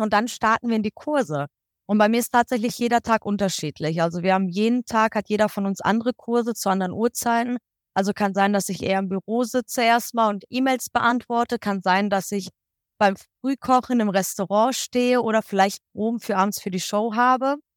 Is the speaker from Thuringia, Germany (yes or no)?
no; Kassel, Hesse, Germany; moved away as an adult; now in Egypt; Ich komme ursprünglich aus der Ecke Kassel, Nordhessen